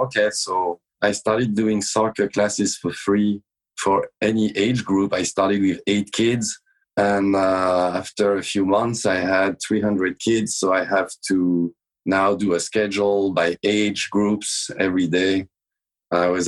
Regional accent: Brittany, France; moved away; Well, I was born in France, in Brittany, in the early 70s. I lived in the countryside.

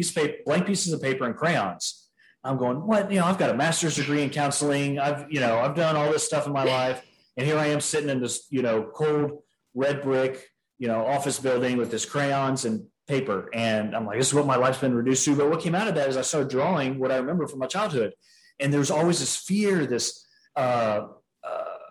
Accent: San Antonio, Texas, United States; I was born and raised in San Antonio, Texas

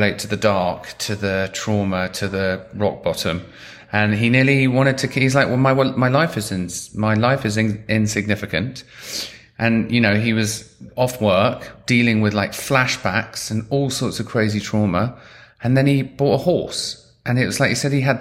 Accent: London, United Kingdom; I grew up in London

